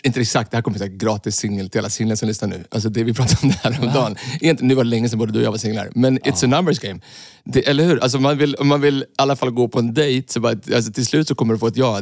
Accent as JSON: {"language": "Swedish", "country": "Sweden", "said": "Vi är ju svenskar"}